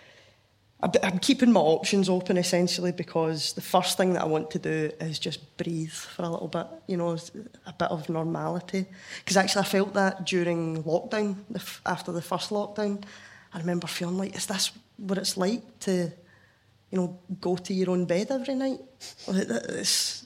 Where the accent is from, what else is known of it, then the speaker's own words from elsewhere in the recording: Scotland, United Kingdom; accent: Scottish; there's loads of words that don't even come to my mind as being Scottish words